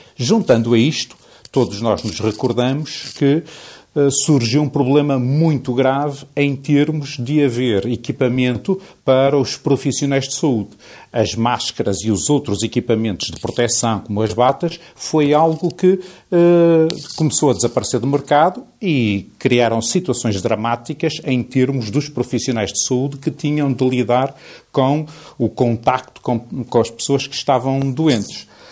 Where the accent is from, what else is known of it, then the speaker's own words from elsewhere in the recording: Portugal; nós somos portugueses